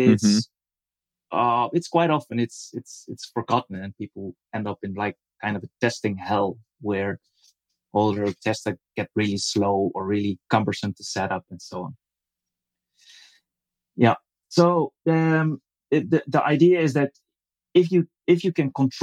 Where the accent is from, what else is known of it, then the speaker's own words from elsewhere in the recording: Netherlands; I'm from the Netherlands. I also live in the Netherlands